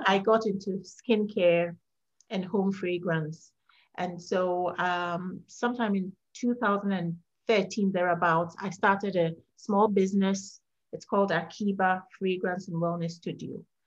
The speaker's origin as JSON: {"language": "English", "country": "Ghana", "moved": "as an adult", "lives_now": "Virginia, United States", "said": "I'm from Ghana, West Africa, and I moved to the US in 2012."}